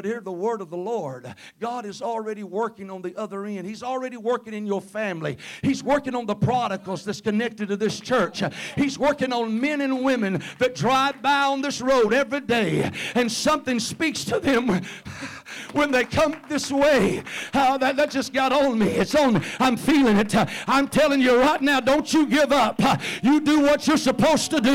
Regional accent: Covington County, Mississippi, United States; accent: Mississippi; moved away as an adult; now in Tippah County, United States; I'm originally from Covington County, need I say more? Live up there in Tippah County. We first moved up there 33 years ago

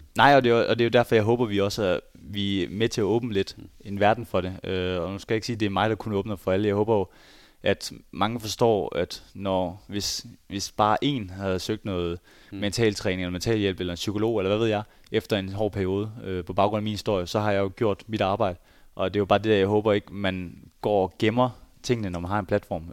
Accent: Skjern, Central Denmark Region, Denmark; moved away as an adult; now in Berlin, Germany; jeg kommer fra Skjern, og nu bor jeg i, i Berlin

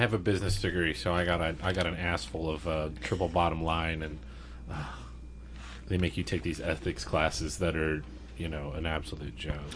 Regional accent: El Paso, Texas, United States; I'm from El Paso, Texas, which is a very poor, one of the poorest big cities

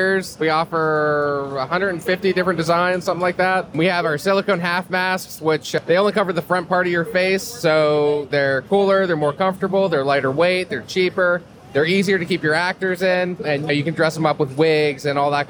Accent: Lancaster, Pennsylvania, United States; I'm from Pennsylvania, so we have I'm from Lancaster, so it's very Amish, cornfields, all that good stuff

